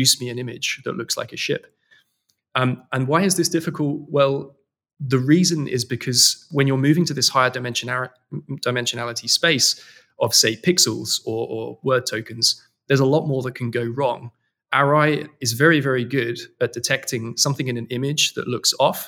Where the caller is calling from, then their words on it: London, United Kingdom; I'm based in London. This is our office here in London, in Old Street.